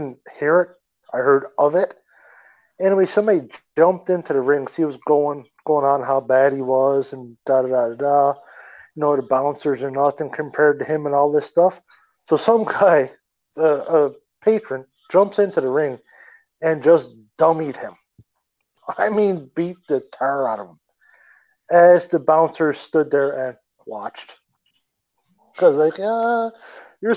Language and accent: English; Newfoundland and Labrador, Canada; moved away; I'm originally from Newfoundland